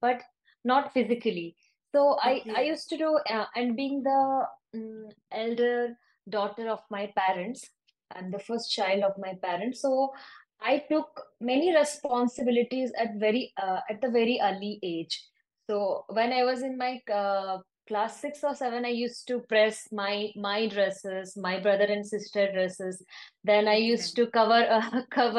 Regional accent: Rairangpur, Odisha, India; moved away as an adult; also born or lived in Bhubaneswar, India; now in Dubai, United Arab Emirates; when I was in my hometown in Rai Rangpur

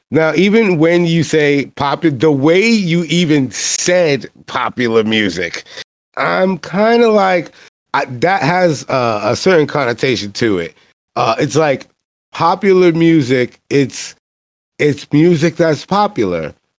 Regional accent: New York City, New York, United States; I'm black and I'm from the Bronx

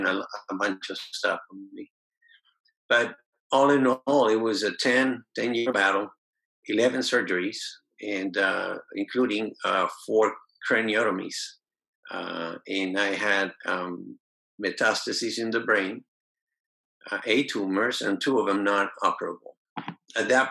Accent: Venezuela; I was born in Venezuela.

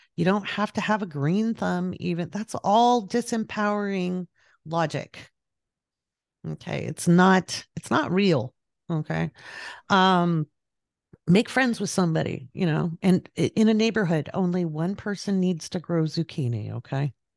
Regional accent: Pacific Northwest, United States; moved away as an adult; also born or lived in overseas; now in California, United States; I grew up in the Pacific Northwest, and then I lived overseas, and then when I moved back, I moved back to the Pacific Northwest.

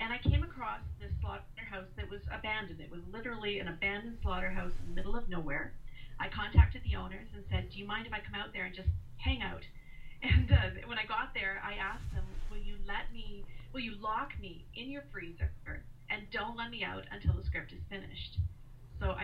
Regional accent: Canada; I'm from Canada, and I run the Great American Pitch Fest

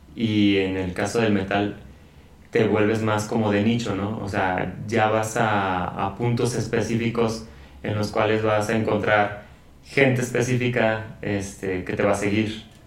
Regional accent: León, Guanajuato, Mexico; now in San Francisco del Rincón, Mexico; yo no soy originario de aquí de, San, Pancho, yo soy de León

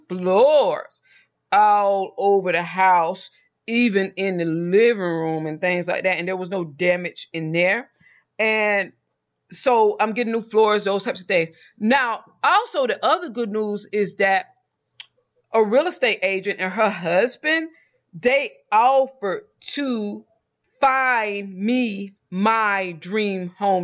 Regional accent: Georgia, United States; also born or lived in Mexico; now in Texas, United States; I'm originally from Georgia

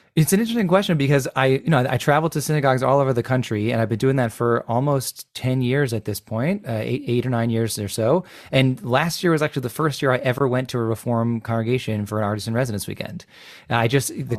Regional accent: Chicago suburbs, Illinois, United States; I grew up in the Chicago suburbs

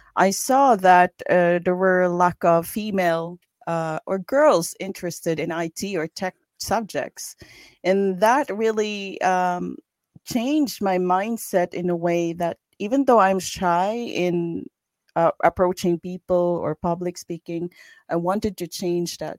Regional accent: Philippines; moved away as an adult; now in Sweden; I grew up in the Philippines

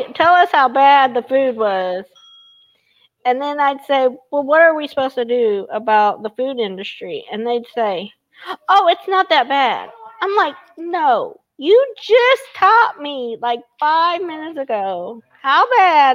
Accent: Evansville, Indiana, United States; my hometown, Evansville, Indiana

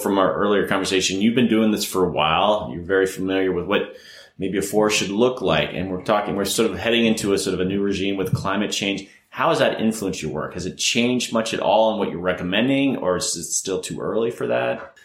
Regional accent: Florida, United States; moved away; I'm originally from Florida

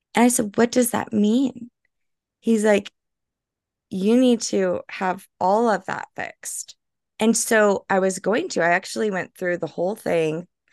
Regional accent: New Orleans, Louisiana, United States; I'm originally from New Orleans. I'm French Creole.

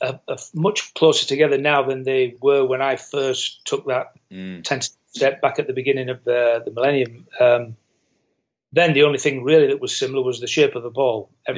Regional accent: England, United Kingdom; being English, you go to Spain on holidays and you'd see nothing but and or football teams.

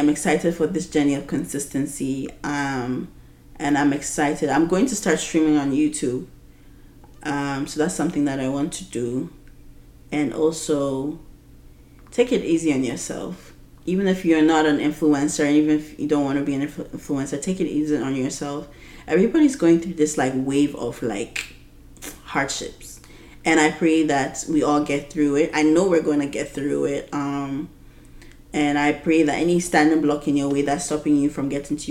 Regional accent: Ghana; being a Ghanaian woman who is 26 years old

